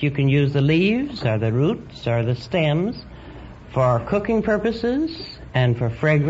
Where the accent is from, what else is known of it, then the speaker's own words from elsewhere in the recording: Colorado Springs, Colorado, United States; I was raised in Colorado Springs.